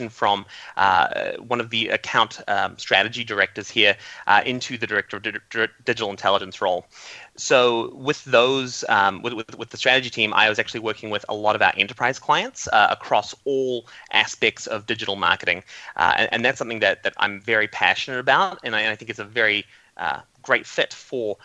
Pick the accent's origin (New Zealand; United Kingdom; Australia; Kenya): New Zealand; I grew up in New Zealand, and New Zealand's very small, and we're very isolated from the rest of the world.